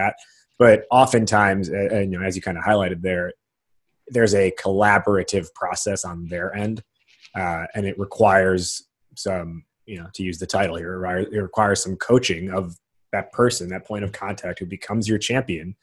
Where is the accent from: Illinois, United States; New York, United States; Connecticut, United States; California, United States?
Illinois, United States; outside Chicago; I live in Chicago now, and I grew up outside Chicago